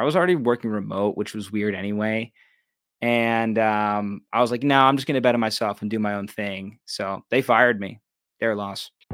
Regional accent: Pittsburgh, Pennsylvania, United States; moved away as an adult; also born or lived in Los Angeles; I just love Pittsburgh. This is my hometown.

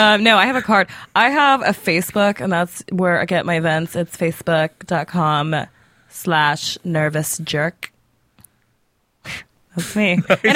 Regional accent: Southern California, United States; I'm born and raised in Southern California.

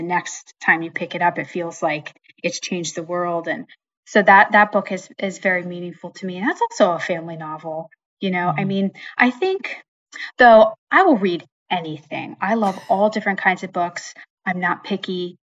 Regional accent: Pennsylvania, United States; now in New Jersey, United States; So I would start by saying I grew up in Western Pennsylvania, which is part of Northern Appalachia. A lot of my books, I guess all of my books now, are set there. So that's where I grew up.

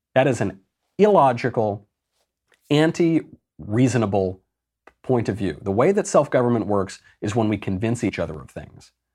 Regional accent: United States; I'm American

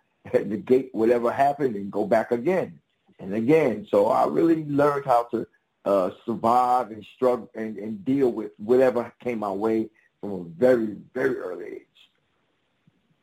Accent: New York, United States; Originally from New York, Harlem. Near the Apollo, between the Apollo and Central Park. That's where I live.

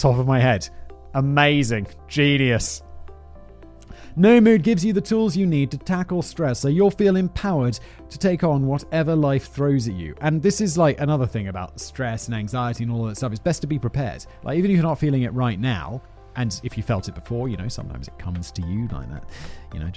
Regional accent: United Kingdom; I'm just British

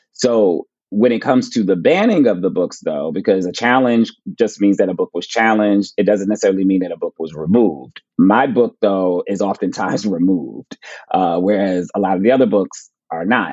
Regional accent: Plainfield, New Jersey, United States; I'm going to my hometown to speak at my public library for the first time. So that'll be cool. Like speaking at the Plainfield Public Library

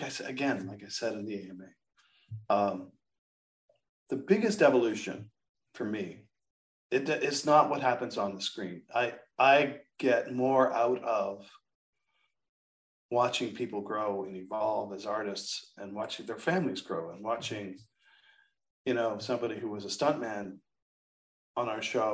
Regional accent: Canada; moved away; I'm Canadian

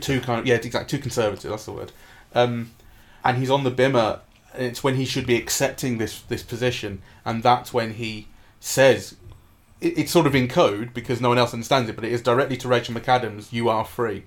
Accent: England, United Kingdom; as an English Jew myself

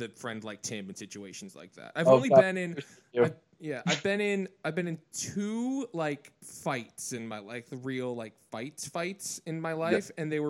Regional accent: Midwest, United States; moved away; for little kids growing up in the Midwest like I did

